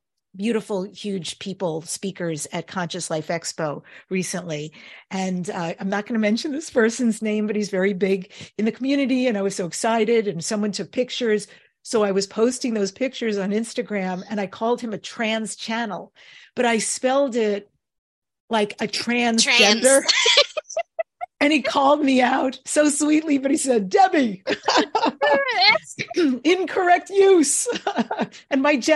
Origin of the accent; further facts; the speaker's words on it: New York, United States; I'm Jewish and I grew up in New York